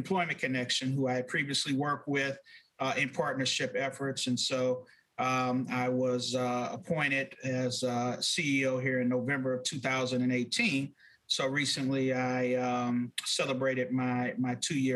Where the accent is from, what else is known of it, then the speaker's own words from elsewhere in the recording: Los Angeles, California, United States; now in St. Louis, United States; born and raised in South Central Los Angeles.